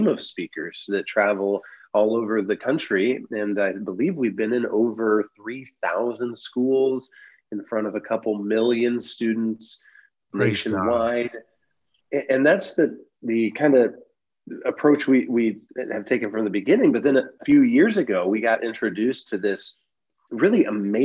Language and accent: English; Van Wert, Ohio, United States; my hometown of Van Wert, Ohio